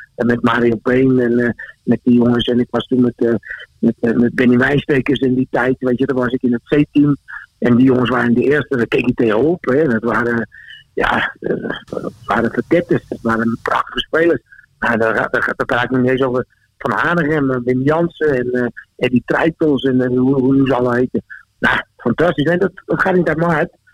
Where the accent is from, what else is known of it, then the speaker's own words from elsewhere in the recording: Rotterdam, South Holland, Netherlands; moved away as an adult; now in Austria; ik ben in Rotterdam geboren